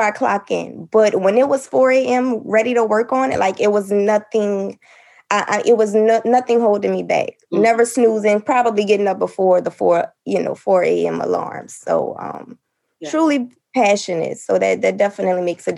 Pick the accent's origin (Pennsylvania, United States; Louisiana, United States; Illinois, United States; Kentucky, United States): Louisiana, United States; New Orleans; I'm from New Orleans